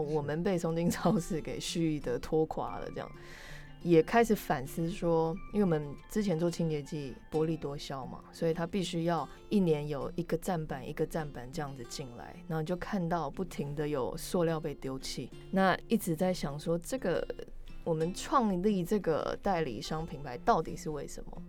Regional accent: Canada; moved away as an adult; now in Taiwan; 我从小就在加拿大长大

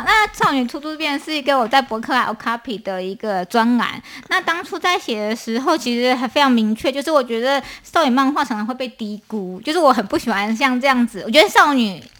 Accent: Taipei, Taiwan; now in Hualien, Taiwan; 呃，因为我是从台北搬到花莲的，那花莲其实。它是一个东方的小城，这样子，尤其是在那边念书

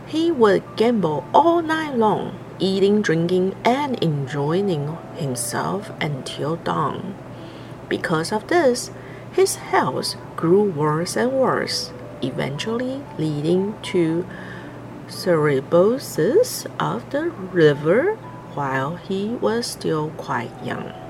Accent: New York, United States

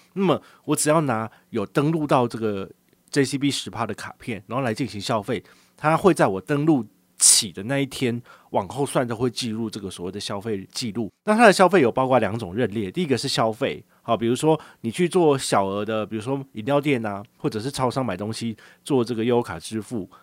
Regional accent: Changhua County, Taiwan; now in Taipei, Taiwan; 我老家在彰化

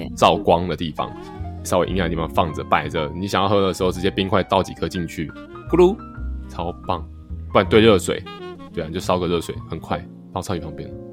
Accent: Taiwan; 我们台湾人很习惯的这种米的这样子的概念在里面

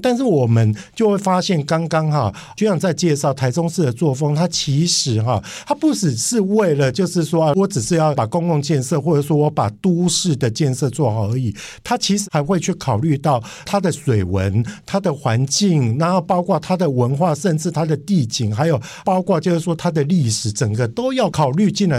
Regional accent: Kaohsiung, Taiwan; moved away; also born or lived in Taipei; 我是出生于高雄，但是我工作都在台北，所以我跟台北跟高雄是非常有渊源的

